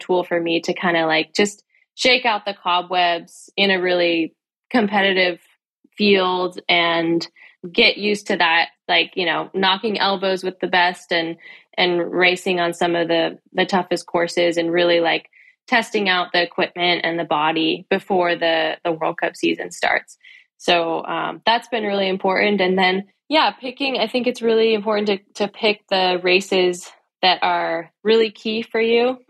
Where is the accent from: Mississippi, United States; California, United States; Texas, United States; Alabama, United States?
California, United States; moved away as an adult; also born or lived in Durango, Colorado; I came from California